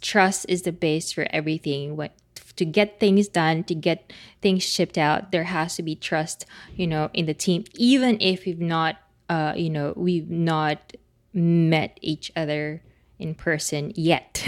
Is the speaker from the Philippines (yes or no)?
yes; Philippines; English is a second language; speaking as a Filipino